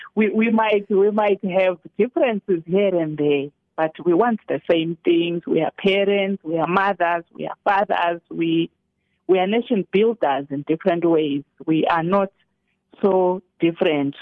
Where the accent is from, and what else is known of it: South Africa